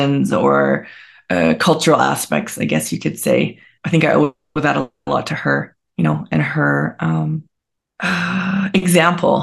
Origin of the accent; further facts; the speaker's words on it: British Columbia, Canada; also born or lived in Montreal, Quebec; I live back in BC. I'm from BC.